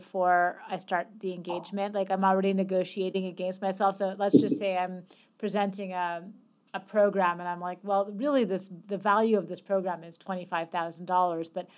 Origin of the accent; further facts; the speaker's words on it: Canada; as a Canadian